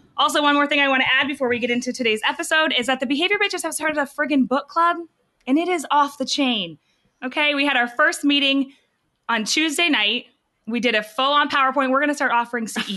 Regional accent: New Hampshire, United States; I'm from New Hampshire. I'm here in Dallas

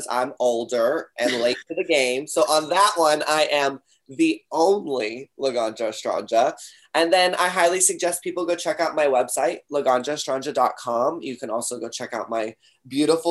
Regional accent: Texas, United States; I'm from Texas

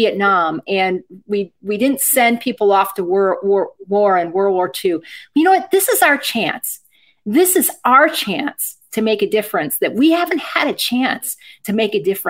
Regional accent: Michigan, United States; growing up in Michigan in a middle-class American household

